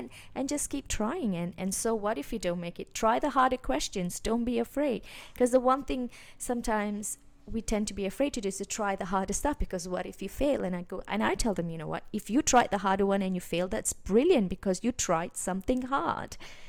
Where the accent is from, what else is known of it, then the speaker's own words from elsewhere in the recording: Malaysia; I grew up in Asia, in Malaysia, and over there, you know, school is a very traditional system